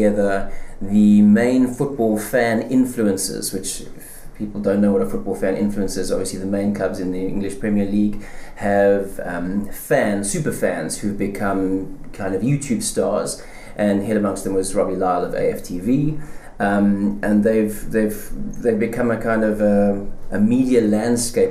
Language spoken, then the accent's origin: English; South Africa; accent: South African; I'm South African, as you can hear from my accent